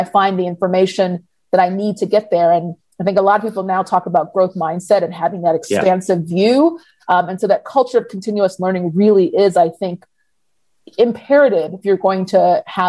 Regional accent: Atlanta, Georgia, United States; also born or lived in New York; I was born here in the States, born in New York and raised in Atlanta

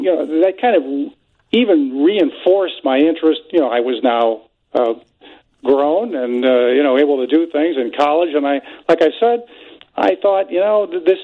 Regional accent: Northwest Indiana, United States; I grew up in Northwest Indiana, so I was close to Chicago

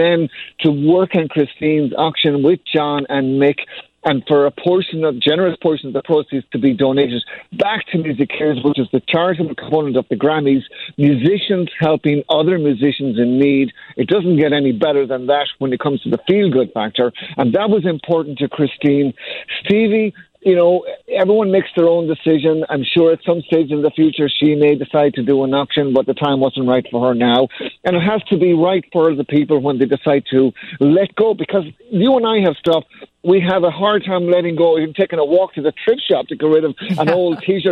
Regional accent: Ireland; moved away; I grew up in Ireland

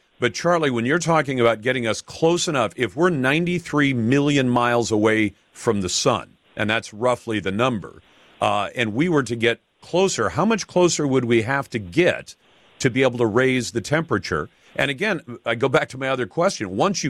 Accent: Taiwan; born there; Eric, you may have heard me say I was born in Taiwan. My parents were American. They're both passed away. But I was born in Taiwan.

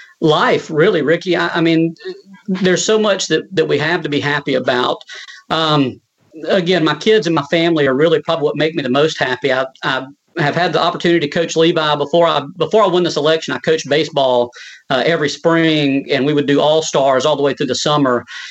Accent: Jackson County, Georgia, United States; I grew up in Jackson County, went to public school my whole life

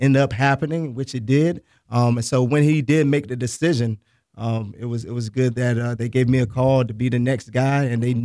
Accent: Boca Raton, Florida, United States; I'm from Boca Raton, Florida

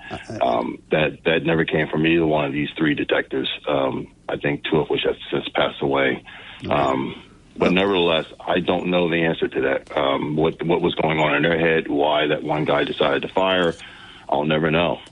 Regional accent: New Jersey, United States; also born or lived in Newark, New Jersey / Vineland, New Jersey / Galloway Township, New Jersey; I was born in North Jersey. I lived in a couple other areas of the state.

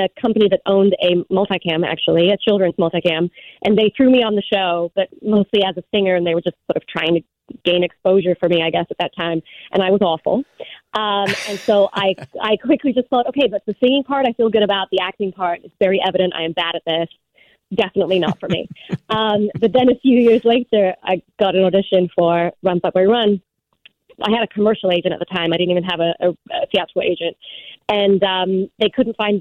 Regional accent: England, United Kingdom; moved away; I grew up in England

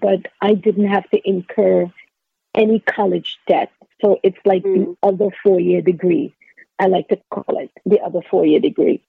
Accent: Trinidad & Tobago; I grew up in Trinidad and Tobago

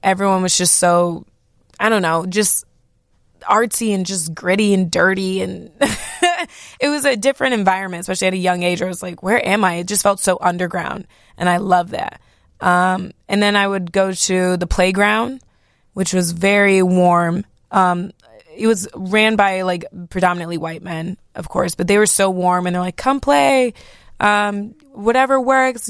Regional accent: Algonquin, Illinois, United States; also born or lived in Knoxville, Tennessee / Marietta, Georgia / Rolling Meadows, Illinois; growing up in Algonquin

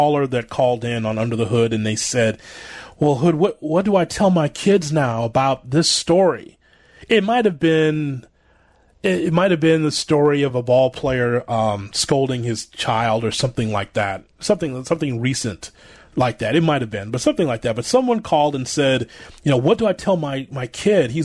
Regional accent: Chicago, Illinois, United States; I'm from Chicago

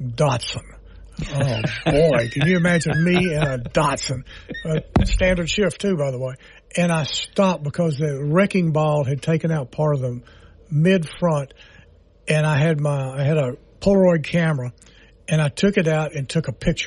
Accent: Shreveport, Louisiana, United States; I actually lived in the block where the 1940 tornado hit, which was 2300 block of Queens Highway at Portland.

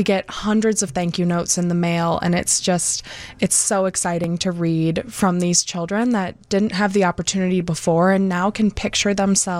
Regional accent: Lake County, Illinois, United States; also born or lived in Iowa City, Iowa; I'm from Lake County originally, which is where we're located

